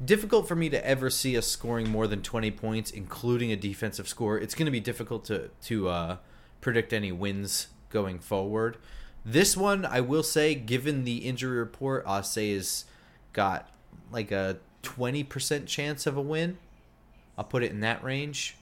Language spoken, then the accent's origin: English; New Jersey, United States; growing up in New Jersey, where there's a lot of cross-pollination here